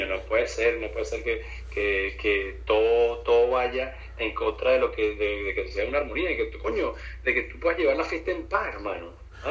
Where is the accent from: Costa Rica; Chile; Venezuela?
Venezuela; now in Florida, United States; nuestra idiosincrasia y, como el venezolano es chistoso